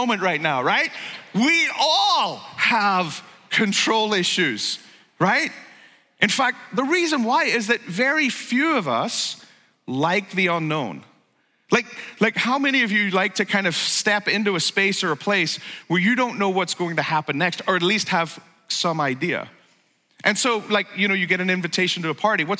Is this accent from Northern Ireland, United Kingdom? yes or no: yes; Northern Ireland, United Kingdom; moved away; I grew up in Northern Ireland, or Ulster